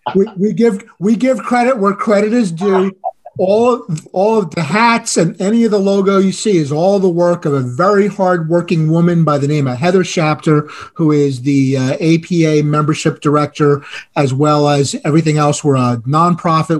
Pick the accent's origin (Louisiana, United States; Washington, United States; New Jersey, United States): New Jersey, United States; That was New Jersey. That was my home state